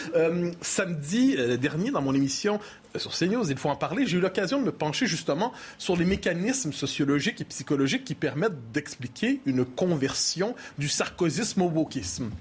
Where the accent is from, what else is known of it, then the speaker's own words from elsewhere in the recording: Quebec, Canada; Je suis québécois